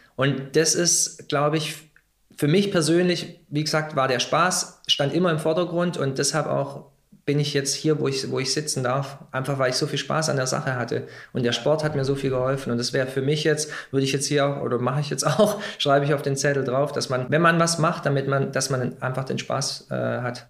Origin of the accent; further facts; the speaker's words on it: Germany; Meine Eltern, sie sind damals aus Kroatien hierher gekommen, um zu arbeiten. Ja, ich bin zwar hier geboren, bin Deutscher